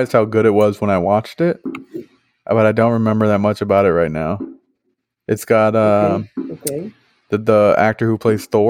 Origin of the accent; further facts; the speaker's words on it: East Coast, United States; now in Midwest, United States; we grew up on the East Coast